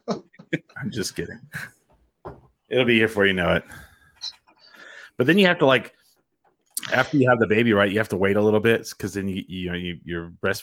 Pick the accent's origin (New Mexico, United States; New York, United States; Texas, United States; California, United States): New Mexico, United States; Curry County; also born or lived in Roosevelt County, New Mexico; I grew up in Curry County, and then I went to college in Roosevelt County.